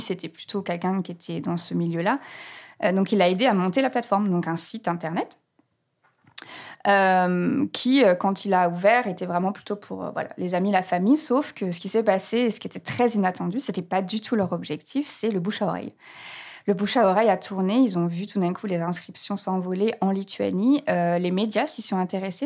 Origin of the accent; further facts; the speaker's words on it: Reims, Grand Est, France; moved away as an adult; also born or lived in Grenoble; now in Berlin, Germany; je suis née à Grenoble, j'ai grandi à Reims, voilà, et ça fait maintenant plus de dix ans que j'habite à Berlin, en Allemagne